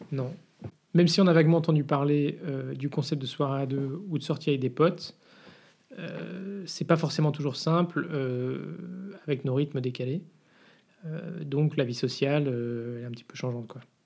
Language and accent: French; France; now in Brussels, Belgium; on est français en fait à la base